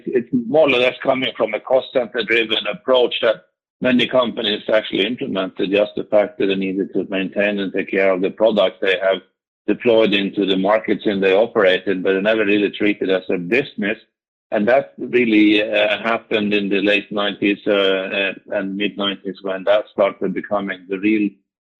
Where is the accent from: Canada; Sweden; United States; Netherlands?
Sweden; I'm Swedish from Meridian